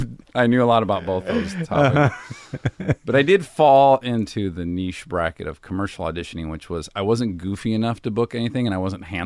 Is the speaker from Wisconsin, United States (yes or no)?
no; Milford, Michigan, United States; Well, I'm from Michigan. I'm from a suburb of Detroit.